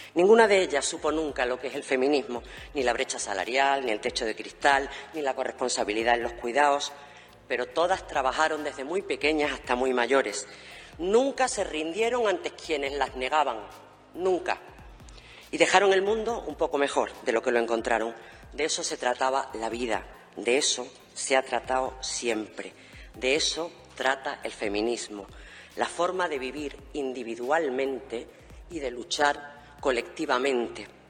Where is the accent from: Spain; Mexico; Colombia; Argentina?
Spain; Andalusia; Vengo de Andalucía, vengo de la periferia